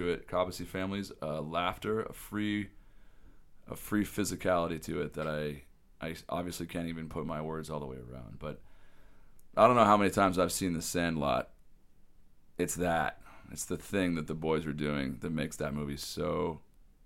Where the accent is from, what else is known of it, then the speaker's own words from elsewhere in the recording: Washington, United States; moved away; back where I grew up in Washington State